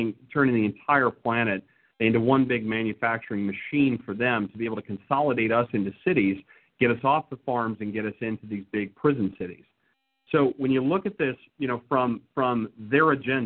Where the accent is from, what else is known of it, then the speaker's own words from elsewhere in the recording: West Texas, United States; I grew up in West Texas, Raquel. I grew up raising Rambouillet sheep